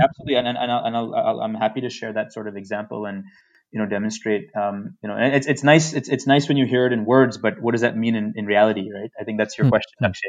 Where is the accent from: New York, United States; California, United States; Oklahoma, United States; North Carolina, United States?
New York, United States; New York City; moved away as an adult; now in India; I come from New York City